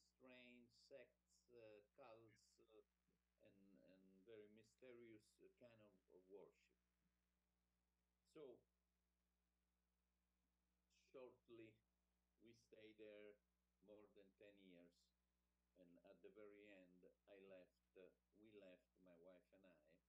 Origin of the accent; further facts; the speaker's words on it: Rome, Lazio, Italy; English is a second language; also born or lived in Florida; I was born in Rome. In 1953, this year, I turned 70.